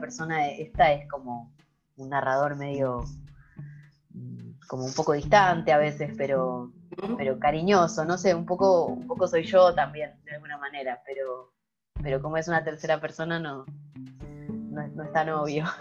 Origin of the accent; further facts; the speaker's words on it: Argentina; now in Sweden; soy una argentina que vive en Suecia